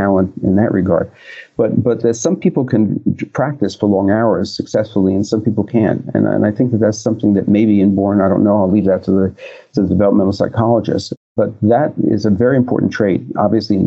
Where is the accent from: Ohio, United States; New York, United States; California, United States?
New York, United States; Long Island; growing up on Long Island